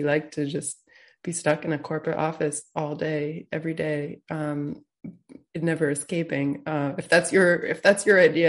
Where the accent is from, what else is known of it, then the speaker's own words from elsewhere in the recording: Peterborough, New Hampshire, United States; moved away; I grew up in the town of Peterborough